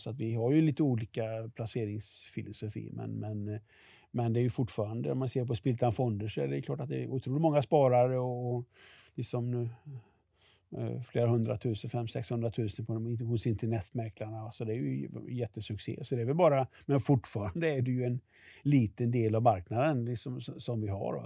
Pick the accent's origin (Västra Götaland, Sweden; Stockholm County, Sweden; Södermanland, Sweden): Västra Götaland, Sweden; Västergötland; jag kommer från Västergötland